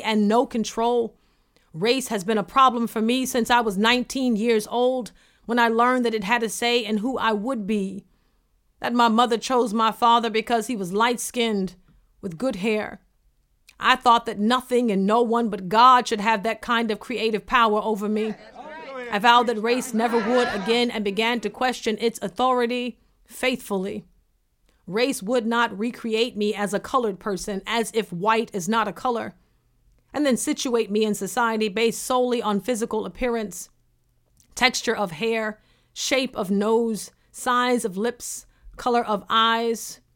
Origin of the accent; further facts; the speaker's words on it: the South, United States; When I was growing up in the South